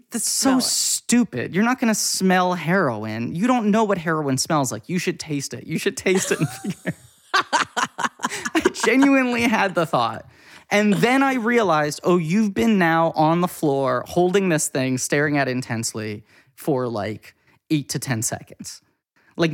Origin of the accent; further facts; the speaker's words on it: New York, United States; I was very privileged growing up in New York.